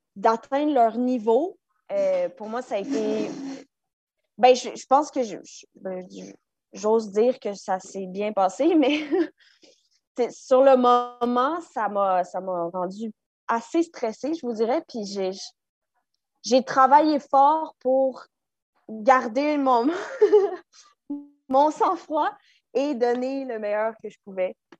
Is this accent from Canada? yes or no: yes; Laval, Quebec, Canada; on a grandi à Laval